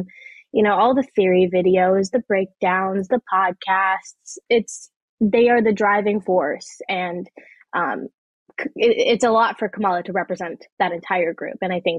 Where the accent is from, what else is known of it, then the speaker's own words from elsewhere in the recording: Pakistan; outside of being a Pakistani, you know, Muslim 16-year-old girl.